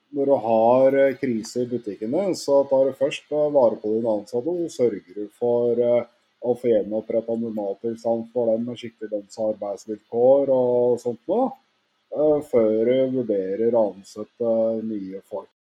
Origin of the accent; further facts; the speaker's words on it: Oslo, Norway; jeg er fra Grorud.